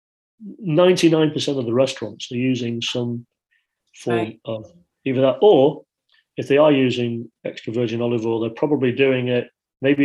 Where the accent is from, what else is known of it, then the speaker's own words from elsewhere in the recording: Yorkshire and the Humber, United Kingdom; I grew up in Yorkshire